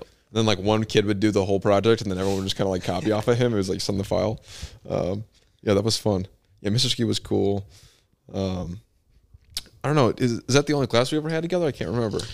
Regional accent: Bartlett, Illinois, United States; I grew up in Bartlett Baptist Church, which is on fifty-nine and Stearns Road

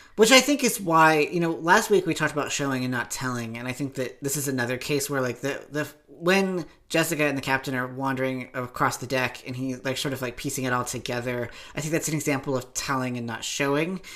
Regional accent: Appalachia, United States; I'm from Appalachia. We're a few years behind everything else.

